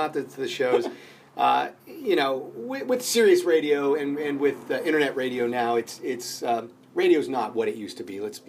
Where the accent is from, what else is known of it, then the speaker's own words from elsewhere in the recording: Steubenville, Ohio, United States; moved away as an adult; also born or lived in Pittsburgh; now in Los Angeles, United States; From Steubenville. I'm actually from Steubenville, Ohio.